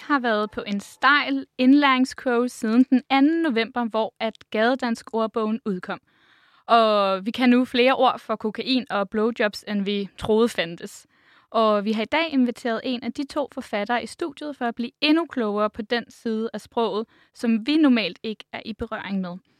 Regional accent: Vordingborg, Zealand, Denmark; now in Copenhagen, Denmark; jeg er fra Vordingborg, så jeg er ikke generelt stødt på særlig meget, øh, gadedansk, øh, igennem min, øh, opvækst. Det er først efter, jeg flyttede til København

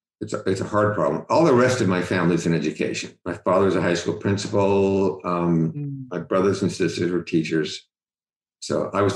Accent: Cincinnati, Ohio, United States; and it's not true when I grew up in Cincinnati.

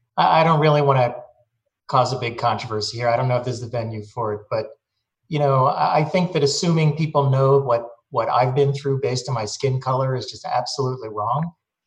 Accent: Philadelphia, Pennsylvania, United States; I grew up in Philadelphia, where I was a minority.

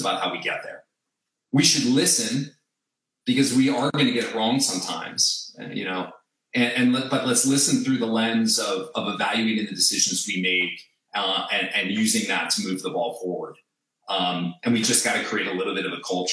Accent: New Jersey, United States; I grew up in New Jersey

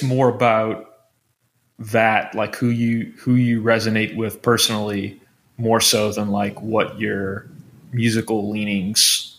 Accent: Metairie, Louisiana, United States; I'm from New Orleans. I'm from a suburb in New Orleans. I'm the only one not from Baton Rouge.

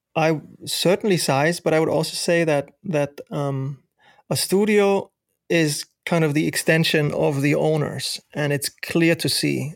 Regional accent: Germany; moved away as an adult; now in United States; me growing up in Germany

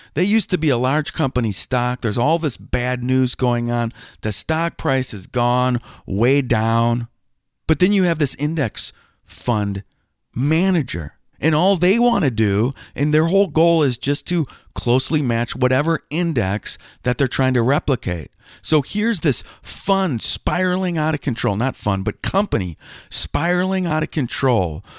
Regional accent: Wisconsin, United States; moved away as an adult; also born or lived in Cincinnati, Ohio; I grew up in Wisconsin

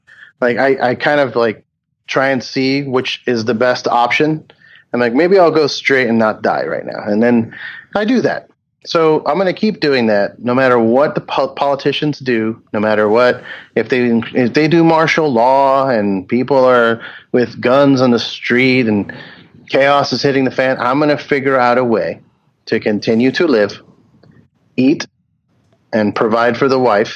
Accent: Homestead, Florida, United States; I grew up in Homestead, Florida

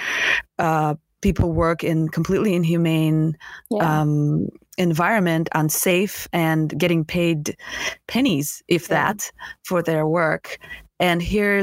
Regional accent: Russia; now in United States; I come from Russia and I was born in Soviet Union

